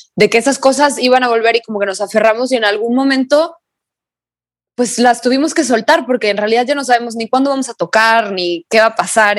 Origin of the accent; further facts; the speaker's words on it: Guadalajara, Jalisco, Mexico; somos de Guadalajara, entonces las playas a las que fuimos de chicos, pues eran las de Jalisco